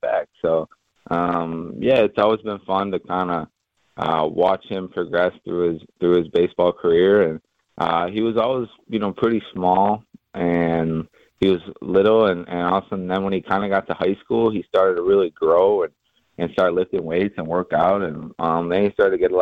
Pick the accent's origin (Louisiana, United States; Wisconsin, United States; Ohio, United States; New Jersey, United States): Wisconsin, United States; Fredonia; born or raised there